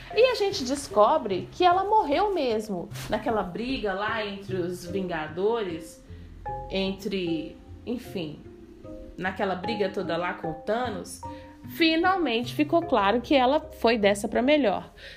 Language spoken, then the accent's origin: Portuguese; Minas Gerais, Brazil; eu sou mineira e eu tomo cafezinho